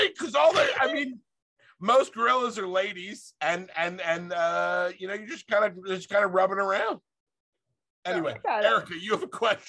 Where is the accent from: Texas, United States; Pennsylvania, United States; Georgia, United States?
Pennsylvania, United States; Philadelphia; We're from Philadelphia.